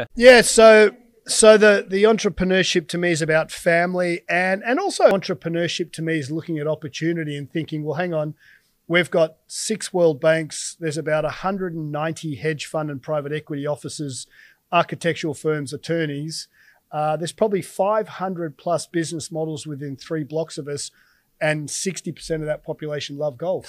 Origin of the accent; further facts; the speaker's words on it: Australia; as an Aussie